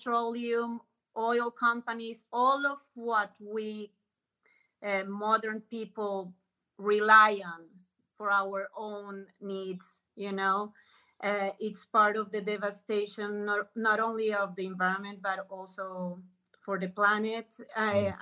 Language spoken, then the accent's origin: English; Colombia; English is a second language; moved away as an adult; I grew up in Colombia until I was 30 years old